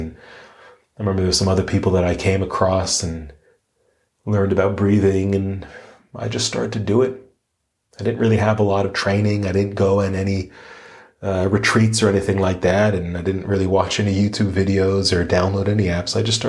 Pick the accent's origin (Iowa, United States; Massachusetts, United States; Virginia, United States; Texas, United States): Massachusetts, United States; Sharon; now in Melbourne, Australia; I grew up outside of Boston, Massachusetts, in a place called Sharon, Massachusetts. But I currently live all the way across the world in Melbourne, Australia. And of course, you can tell that I do not have an Australian accent.